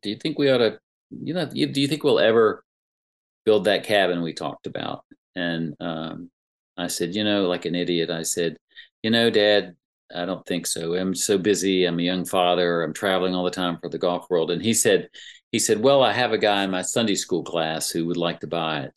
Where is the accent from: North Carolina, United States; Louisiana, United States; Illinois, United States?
North Carolina, United States; Greensboro; my hometown Greensboro paper